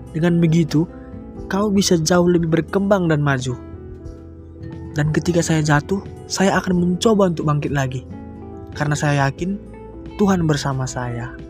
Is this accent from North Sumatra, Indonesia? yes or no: yes; North Sumatra, Indonesia; Asal saya dari Sumatera Utara, tepatnya di Kabupaten Karo.